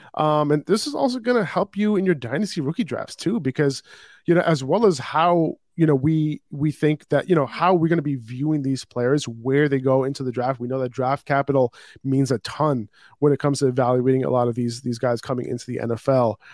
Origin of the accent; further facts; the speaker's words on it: New York City, New York, United States; I'm from New York City